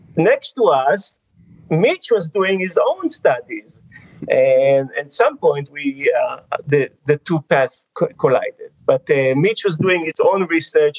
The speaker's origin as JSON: {"language": "English", "town": "Jerusalem", "region": "Jerusalem District", "country": "Israel", "tie": "born or raised there", "moved": "as an adult", "lives_now": "United States", "said": "I grew up in Israel. I was born and raised in Jerusalem."}